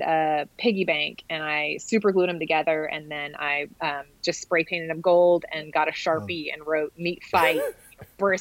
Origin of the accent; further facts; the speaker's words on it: Dallas, Texas, United States; also born or lived in Austin, Texas; I grew up in Dallas